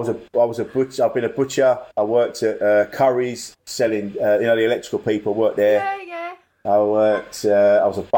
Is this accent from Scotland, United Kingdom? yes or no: no; Orpington, South East England, United Kingdom; accent: estuary; now in West Ham, United Kingdom; I'm from Orpington in Kent.